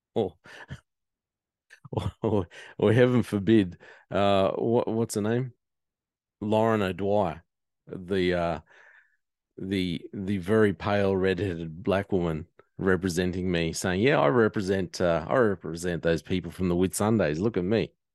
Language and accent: English; the Whitsundays, Queensland, Australia; I come from the Whitsundays. I'm accepted. I'm known. I'm known. Mother's known. Grandmother's known